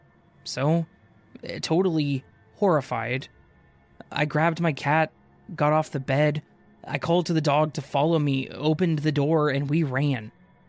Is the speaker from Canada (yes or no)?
yes; Canada; This happened when I was at my auntie's cabin. I'm from Canada, and her cabin was about a 20-minute drive away from the main national park in the southern part of the province that I live in.